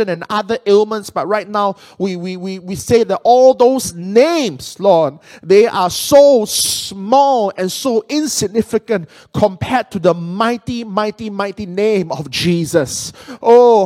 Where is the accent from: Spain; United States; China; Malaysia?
Malaysia; Penang; moved away; Penang is my hometown. I'm from Malaysia.